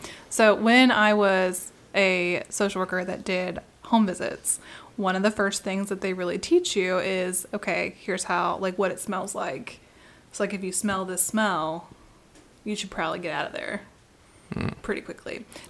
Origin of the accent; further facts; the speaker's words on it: Appalachia, United States; we're from here. We're allowed to say what we say. It's like, we even grew up here.